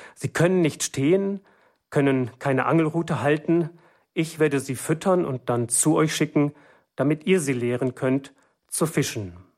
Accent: Germany; bei uns in Deutschland

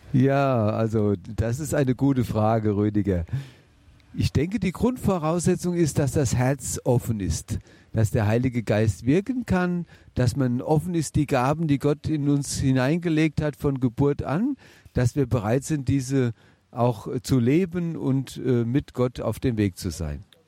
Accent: Bingen am Rhein, Rhineland-Palatinate, Germany; Ich bin ja in Bingen im heiliggeist Krankenhaus geboren

